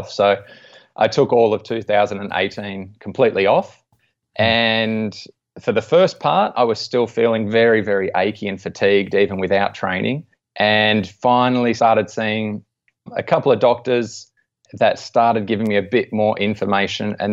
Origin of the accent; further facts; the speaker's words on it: Australia; being an Aussie and interested in sports as well